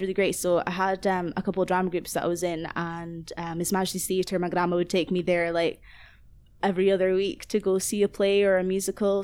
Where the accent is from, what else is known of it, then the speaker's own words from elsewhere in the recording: Aberdeen, Scotland, United Kingdom; moved away as an adult; now in Glasgow, United Kingdom; I grew up in Aberdeen, um, like, basically my whole life, and now I live in Glasgow, in Southside.